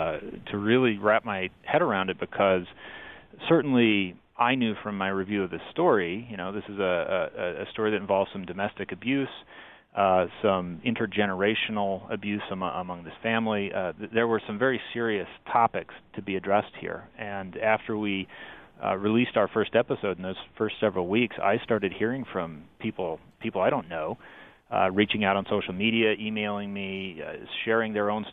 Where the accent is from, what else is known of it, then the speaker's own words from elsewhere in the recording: Utah, United States; So I am a Utah native. I grew up in South Davis County. I went to school at the University of Utah.